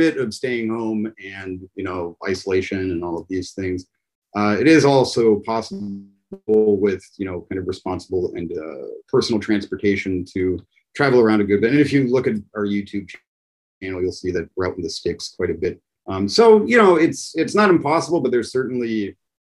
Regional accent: Pittsburgh, Pennsylvania, United States; moved away; I'm from the U.S. in Pittsburgh

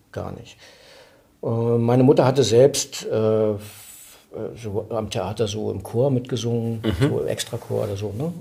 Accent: Mecklenburg-Vorpommern, Germany; ich bin, ich bin Mecklenburger

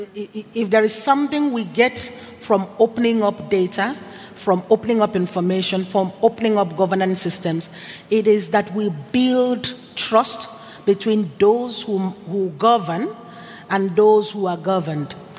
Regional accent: Nigeria; moved away; I'm originally Nigerian

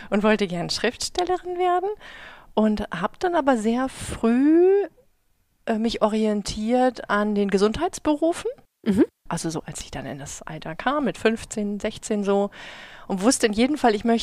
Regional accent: Schleswig-Holstein, Germany; Also ich komme ja, ich, ich komme aus Dithmarschen.

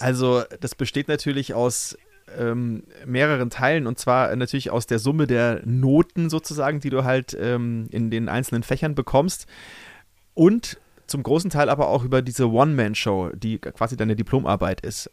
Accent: Brunn, Bavaria, Germany; moved away as an adult; also born or lived in Cologne / Munich; now in Berlin, Germany; daheim da, wo ich äh, aufgewachsen bin, in Brunn

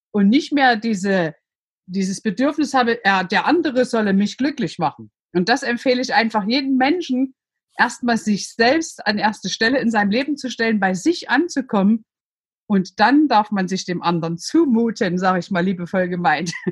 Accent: Saxony, Germany; Man hört es, ich bin aus Sachsen, ich bin in der DDR groß geworden

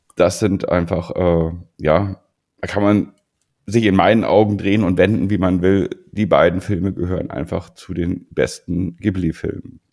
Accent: Germany; bei uns in Deutschland

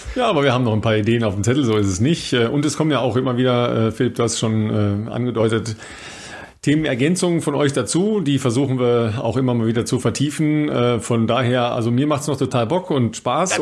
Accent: Ruhr area, North Rhine-Westphalia, Germany; moved away; ich komme aus dem Ruhrpott

